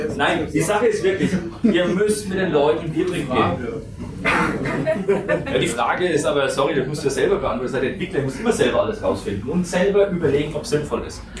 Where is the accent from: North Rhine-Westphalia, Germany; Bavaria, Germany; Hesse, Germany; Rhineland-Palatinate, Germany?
Bavaria, Germany; Franconia; accent: Franconian; weil ich bin ein Franke, man hört das kaum